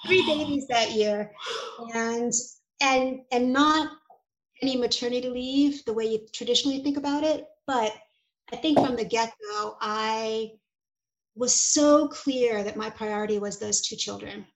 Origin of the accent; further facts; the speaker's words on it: New York City, New York, United States; I was and am a Hungarian immigrant kid. My parents were refugees and I grew up in New York City